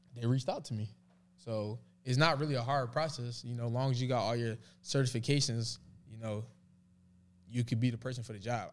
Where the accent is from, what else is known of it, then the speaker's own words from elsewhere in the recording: Philadelphia, Pennsylvania, United States; moved away as an adult; now in Dallas, United States; I love growing up in Philly